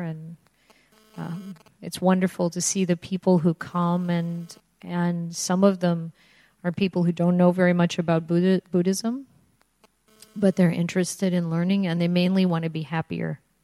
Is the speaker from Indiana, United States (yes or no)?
yes; Indiana, United States; I grew up in Indiana, which is I grew up near Chicago. It's in the Midwest